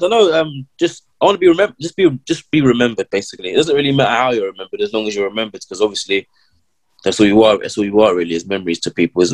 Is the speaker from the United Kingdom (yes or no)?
yes; London, United Kingdom; I'm from London